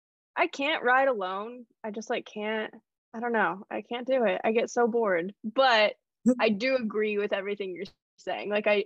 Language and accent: English; California, United States; I grew up in California